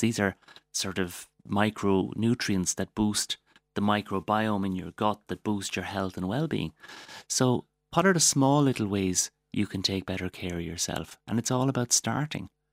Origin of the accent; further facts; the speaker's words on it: Waterford, Munster, Ireland; I'm, I'm from Waterford. I'm very proud of the place I come from